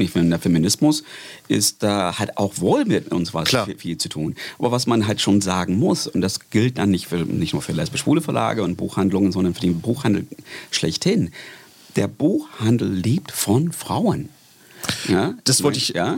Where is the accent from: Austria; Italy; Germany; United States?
United States; German is a second language; moved away; ich komme aus den USA